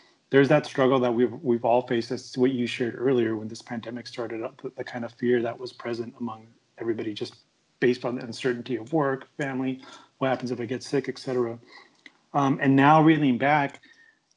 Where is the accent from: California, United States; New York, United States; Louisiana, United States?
California, United States; Long Beach; now in Phoenix, United States; growing up in the LBC